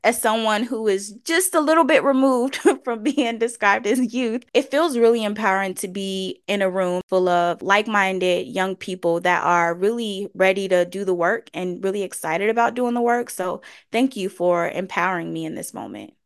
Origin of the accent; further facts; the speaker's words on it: Chicago, Illinois, United States; I was, uh, born and raised on the South Side of Chicago